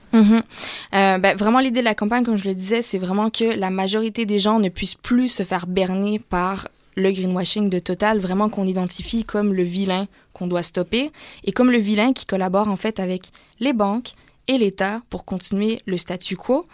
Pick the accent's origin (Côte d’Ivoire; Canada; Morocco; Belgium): Canada; moved away as an adult; also born or lived in Montreal; now in France; chez nous au Canada